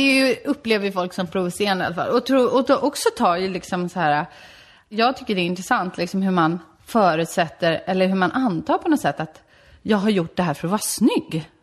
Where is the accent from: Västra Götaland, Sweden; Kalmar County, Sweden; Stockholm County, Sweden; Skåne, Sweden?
Stockholm County, Sweden; Solna; also born or lived in Värmdö; i Solna växte jag upp tills jag var 13